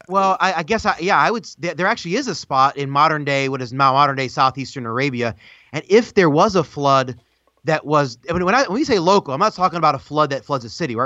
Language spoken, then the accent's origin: English; United States; as an American